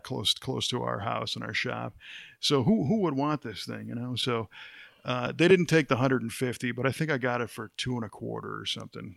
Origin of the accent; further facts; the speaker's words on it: Chicago, Illinois, United States; I grew up in the Chicago area